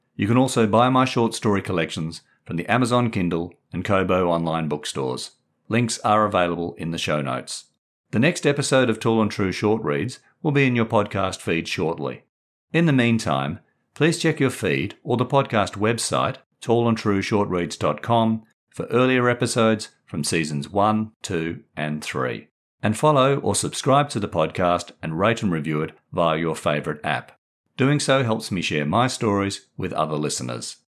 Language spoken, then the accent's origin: English; Perth, Western Australia, Australia; moved away as an adult; also born or lived in England; I grew up in Perth, Western Australia, in the nineteen sixties and seventies